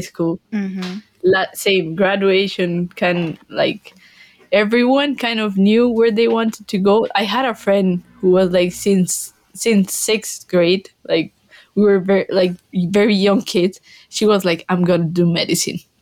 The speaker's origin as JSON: {"language": "English", "country": "Colombia", "also_born_or_lived": "Glasgow, United Kingdom", "second_language": "English", "moved": "as an adult", "lives_now": "Cheltenham, United Kingdom", "said": "I'm from Colombia, same I had to learn English"}